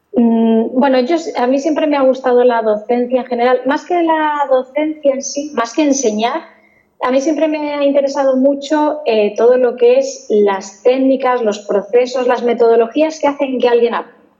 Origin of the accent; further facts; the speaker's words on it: Toledo, Castilla-La Mancha, Spain; yo soy de Toledo realmente y en Toledo hay un par de empresas aeronáuticas y, a los que éramos de Toledo nos tenían más o menos localizados